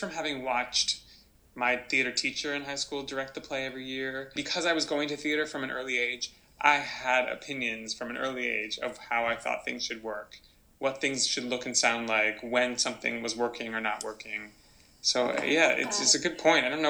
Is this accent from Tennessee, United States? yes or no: yes; Nashville, Tennessee, United States; Nashville itself was a really lovely place to grow up